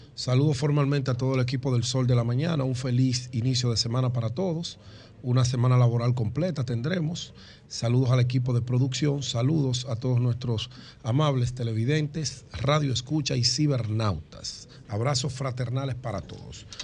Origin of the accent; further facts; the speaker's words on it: Dominican Republic; me siento satisfecho como dominicano